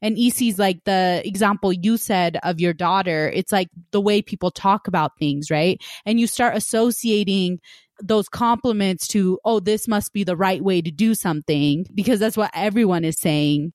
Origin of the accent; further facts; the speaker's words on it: West Valley, United States; I grew up in West Valley and we had a lot of Hispanic families